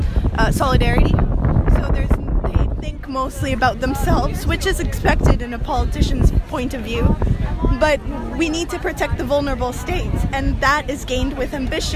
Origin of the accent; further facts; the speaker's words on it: Costa Rica; English is a second language; I'm from Costa Rica.